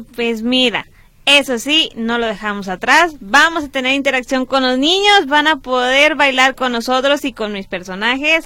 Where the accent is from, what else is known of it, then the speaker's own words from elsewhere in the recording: Monterrey, Nuevo León, Mexico; Somos de Monterrey